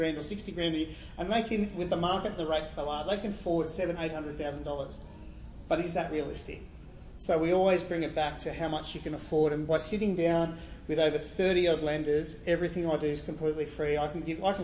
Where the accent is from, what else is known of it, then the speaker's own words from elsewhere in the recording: Gerringong, New South Wales, Australia; also born or lived in Sydney; I grew up in Gerringong, moved to Sydney playing football for Wests